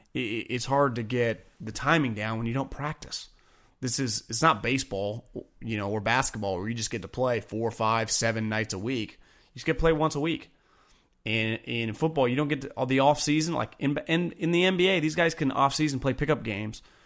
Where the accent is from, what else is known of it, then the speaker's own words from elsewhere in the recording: Davis, California, United States; also born or lived in Bay Area, California; I grew up in Davis, California